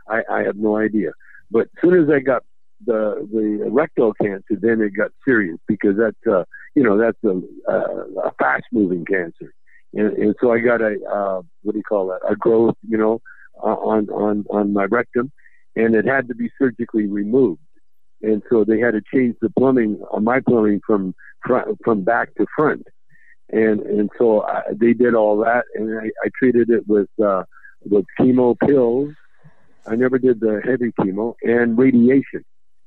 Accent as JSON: {"language": "English", "town": "Bel Air", "region": "California", "country": "United States", "tie": "born or raised there", "said": "I had some growing up in Bel Air."}